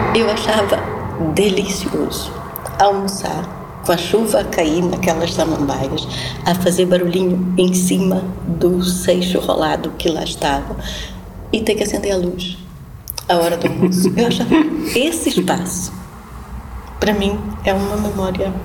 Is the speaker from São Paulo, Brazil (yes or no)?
no; Pará, Brazil; born or raised there